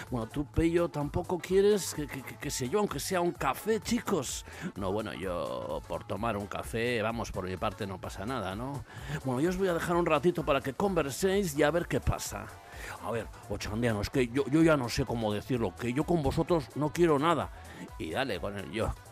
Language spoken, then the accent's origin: Spanish; Eibar, Basque Country, Spain; soy de Eibar y soy el secretario general del Partido Socialista de Euskadi